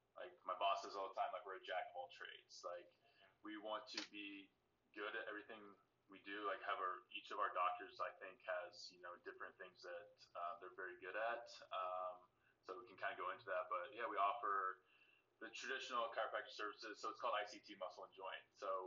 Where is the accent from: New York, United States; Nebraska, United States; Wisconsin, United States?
Nebraska, United States; Decatur; moved away as an adult; also born or lived in Lincoln, Nebraska / Kansas City / Columbia, Missouri; now in Wichita, United States; Grew up in a small town, Decatur, Nebraska, just north of Omaha